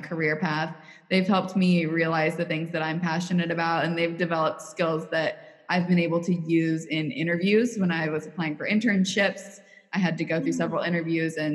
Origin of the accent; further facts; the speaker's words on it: Missouri, United States; accent: Missouri; maybe I'll lose my Missouri accent. And then when I come back to Kansas City